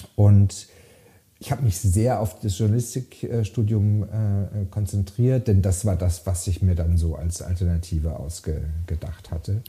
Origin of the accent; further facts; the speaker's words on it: Freiburg im Breisgau, Baden-Württemberg, Germany; moved away as an adult; also born or lived in London; in Freiburg im Breisgau, wo ich aufgewachsen bin.